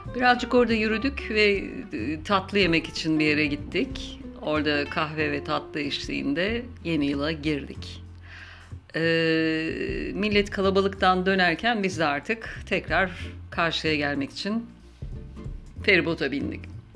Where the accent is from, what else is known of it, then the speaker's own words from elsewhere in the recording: Istanbul, Turkey; now in Izmir, Turkey; Ben İstanbul doğumluyum. Orada yaşadım yıllarca